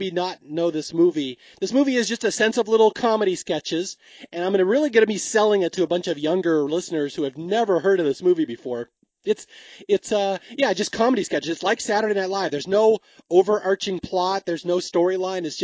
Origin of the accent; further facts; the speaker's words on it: Bellevue, United States; So when my brother and I were growing up in Bellevue, we were very sheltered.